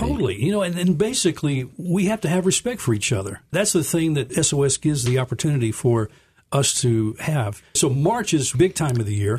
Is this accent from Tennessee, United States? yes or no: yes; Memphis, Tennessee, United States; I grew up here in Memphis